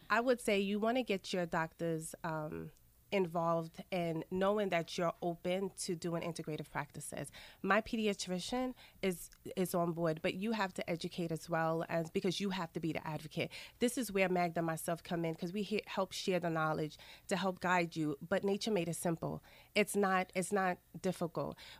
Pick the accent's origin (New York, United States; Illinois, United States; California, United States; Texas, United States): New York, United States; New York City; also born or lived in Saint Lucia; My family is from the Caribbean, specifically Saint Lucia, but I was raised in Queens